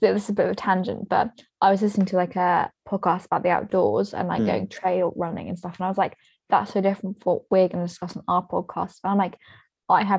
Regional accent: England, United Kingdom; We're English

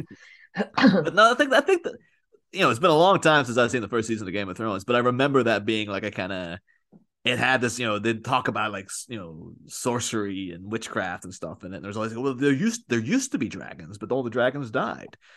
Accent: near Belfast, Northern Ireland, United Kingdom; moved away as an adult; now in Liverpool, United Kingdom; grew up in Ireland, just down the road from Belfast

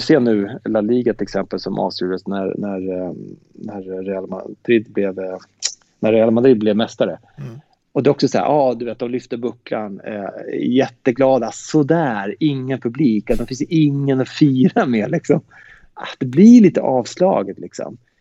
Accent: Sweden; vi är från Sverige

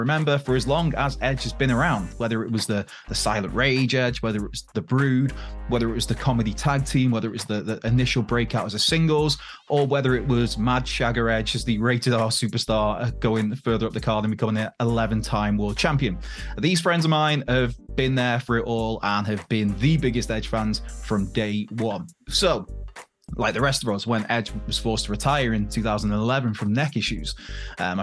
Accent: Wales, United Kingdom; in the capital of Wales as a Welshman

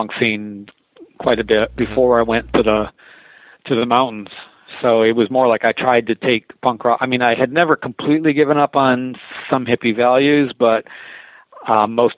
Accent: Detroit, Michigan, United States; moved away; also born or lived in East Bay, California / San Francisco, California; I grew up in Detroit

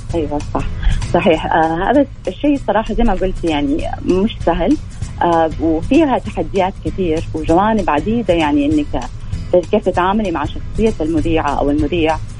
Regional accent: Saudi Arabia; عندنا آه يعني زي ما يقولوا اسبوع موضه رسمي آه في السعوديه

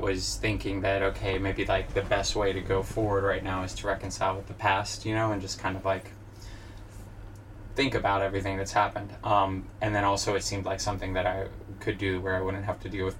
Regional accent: Fort Benning, Georgia, United States; born there; also born or lived in Tobyhanna / Cincinnati / Italy; Sure. I was born in Fort Benning, Georgia, but I maybe lived there for 2 or 3 months. Lived in Tobyhanna, Pennsylvania, Cincinnati, Ohio, Fort Hood, Texas. And then we moved, when I was like 7 years old, we moved to Italy.

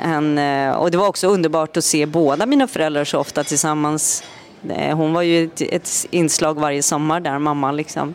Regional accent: Sweden; also born or lived in Norway; vi hade flyttat tillbaka till Sverige och eh, efter en tid i Norge

